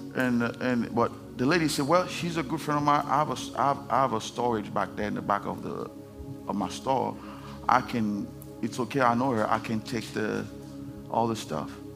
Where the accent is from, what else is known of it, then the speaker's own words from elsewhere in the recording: Haiti; English is a second language; moved away; I'm from Haiti. If you don't know that, I have an accent.